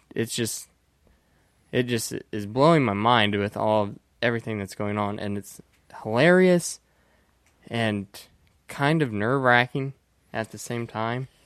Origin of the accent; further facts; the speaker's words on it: Indiana, United States; I'm from Indiana and everybody is rural